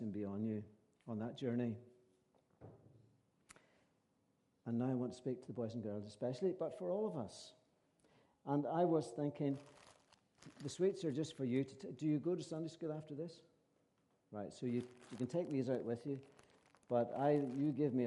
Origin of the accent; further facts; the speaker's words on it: County Antrim or County Fermanagh, Northern Ireland, United Kingdom; we are from County Antrim and County Fermanagh, my wife